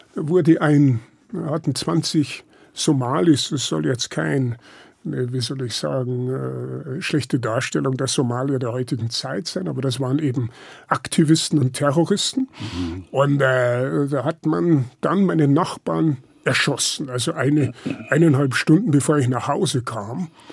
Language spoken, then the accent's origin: German; Lower Bavaria, Germany; moved away; Ich bin ja äh, auf dem Land aufgewachsen